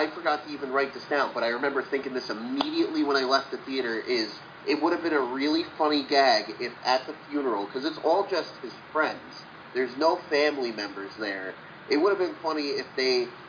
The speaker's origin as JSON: {"language": "English", "region": "New Jersey", "country": "United States", "said": "This one, I'm from New Jersey."}